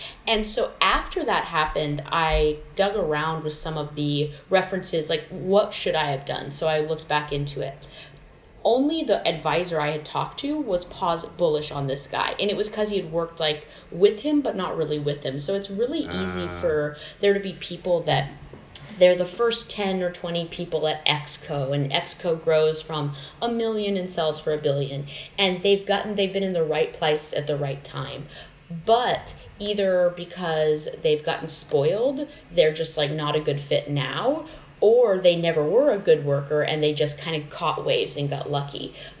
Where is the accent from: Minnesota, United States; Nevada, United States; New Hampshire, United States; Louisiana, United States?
Nevada, United States; also born or lived in Southern United States; I say this because I was raised like in the South and in Nevada and weirdly Christian